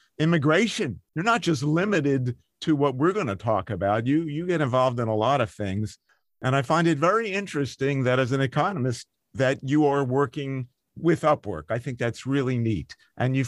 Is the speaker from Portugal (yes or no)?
no; Philadelphia, Pennsylvania, United States; I'm from Philadelphia